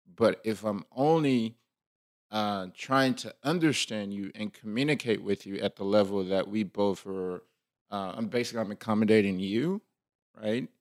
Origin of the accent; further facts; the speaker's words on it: Liberia; moved away; I'm, you know, West African or I'm from Liberia